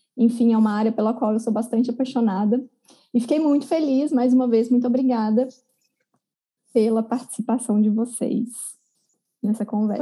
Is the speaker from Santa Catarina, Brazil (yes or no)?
no; Barroso, Minas Gerais, Brazil; se você for lá na minha cidade, Barroso, no interior de Minas, de 20 mil habitantes